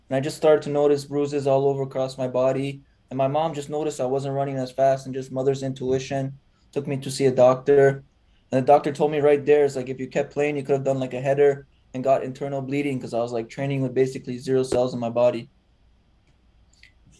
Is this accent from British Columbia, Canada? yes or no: no; Toronto, Ontario, Canada; I was born in Toronto myself.